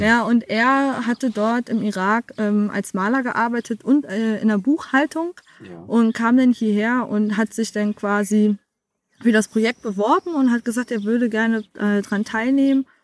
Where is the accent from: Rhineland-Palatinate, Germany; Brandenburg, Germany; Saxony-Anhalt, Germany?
Brandenburg, Germany; Bad Belzig; moved away as an adult; also born or lived in South Africa; ich bin eine der wenigen, die hier tatsächlich auch direkt geboren worden sind als es im Belzig noch eine Geburtenstation gab.